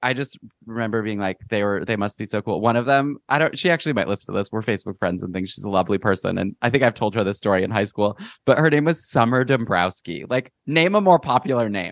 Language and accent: English; Midwest, United States; growing up in the Midwest